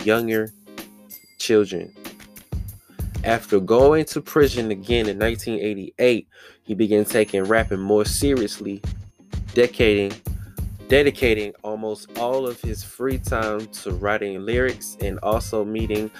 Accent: Maryland, United States; moved away; growing up as a little kid, growing up in Maryland, then I moved here.

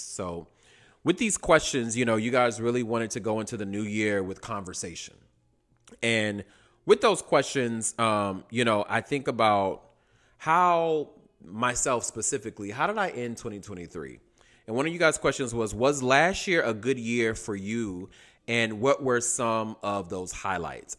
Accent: Durham, North Carolina, United States; also born or lived in New York City / Atlanta, Georgia / Washington, D.C.; now in Los Angeles, United States; I'm originally from Durham, North Carolina, Bull City

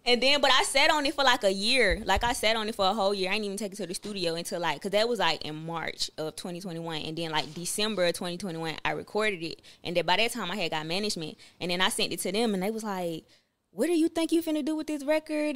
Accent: Atlanta, Georgia, United States; all the people from the city of Atlanta, we take that serious just because we was born and raised there.

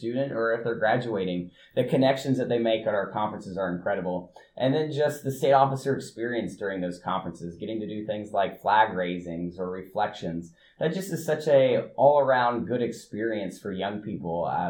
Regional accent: Union City, Indiana, United States; I'm originally from Union City, Indiana, which is a small town in Randolph County over towards the east central part of the state

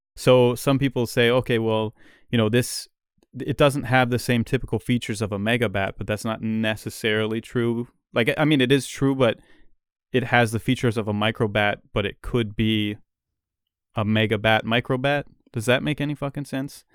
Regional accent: Canada; as a Canadian, you know, we're used to the opposite, where it's, like, ice cold here all the time

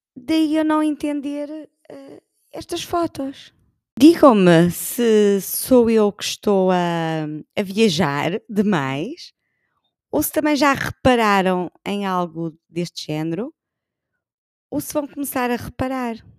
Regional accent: Portugal; somos muito portugueses

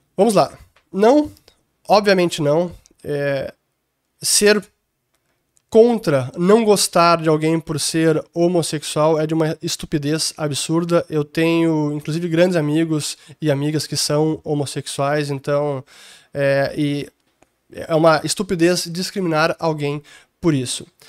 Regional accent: Porto Alegre, Rio Grande do Sul, Brazil; also born or lived in London; Eu sou de Porto Alegre

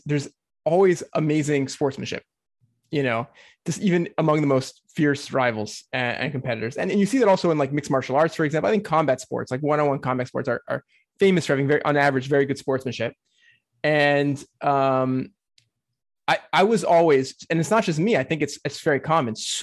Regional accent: United States; As an American

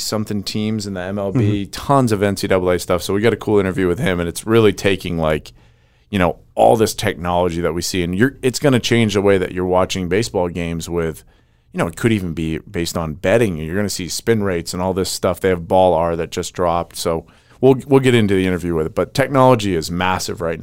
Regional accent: Maine, United States; I'm from Maine

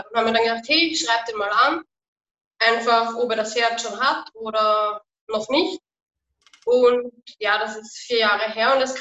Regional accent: Vienna, Austria; Ich bin Wienerin, ja.

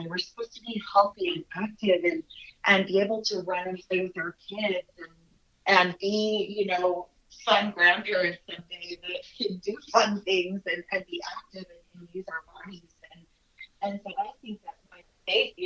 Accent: Utah, United States; I'm from Utah

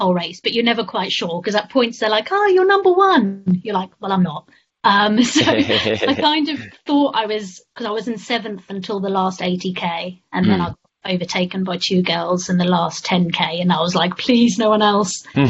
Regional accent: South Africa; moved away; also born or lived in London; I was born in South Africa

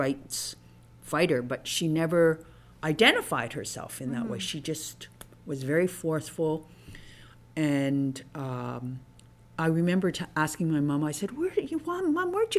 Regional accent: Canada; had what I call your typical Chinese experience in Canada

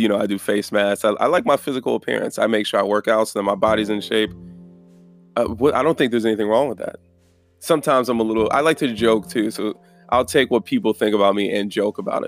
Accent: Chicago, Illinois, United States; growing up, where we grew up in Chicago, hearing gunshots and all that, there's a lot of fear

